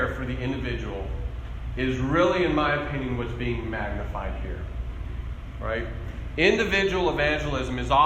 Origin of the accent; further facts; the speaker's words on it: Albuquerque, New Mexico, United States; I grew up in Albuquerque, a very large city